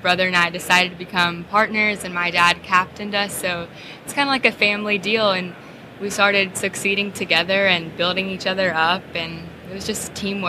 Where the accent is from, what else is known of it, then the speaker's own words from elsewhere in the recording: Marietta, Georgia, United States; my dad owns a local bait and tackle store in my hometown, Marietta, Georgia.